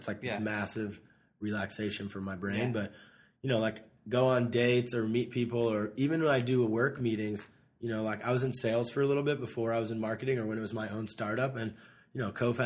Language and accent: English; Ohio, United States; now in Los Angeles, United States; my hometown in Ohio